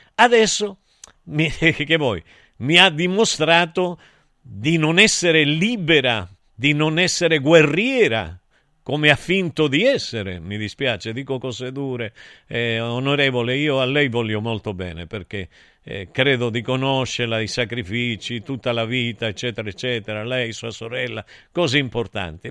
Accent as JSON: {"language": "Italian", "country": "Argentina", "moved": "yes", "said": "Io invece da buon argentino"}